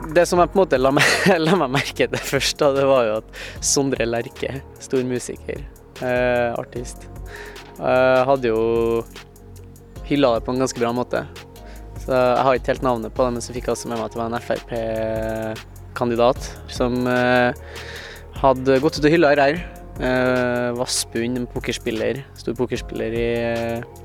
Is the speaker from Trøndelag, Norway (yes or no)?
yes; Trondheim, Trøndelag, Norway; født og oppvokst i Trondheim